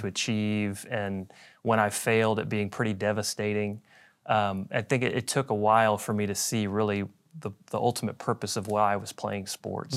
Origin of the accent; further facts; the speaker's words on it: Dallas, Texas, United States; I grew up here in Dallas